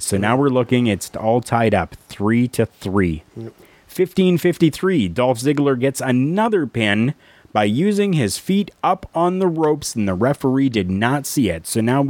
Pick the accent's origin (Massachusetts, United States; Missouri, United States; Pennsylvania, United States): Pennsylvania, United States; Pittsburgh; You know, the people of my hometown, Pittsburgh, Pennsylvania, cheap pop.